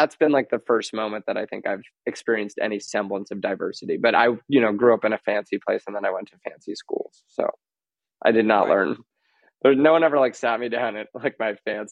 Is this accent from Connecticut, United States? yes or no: no; New York City, New York, United States; I grew up in Manhattan and that it was on the Upper East Side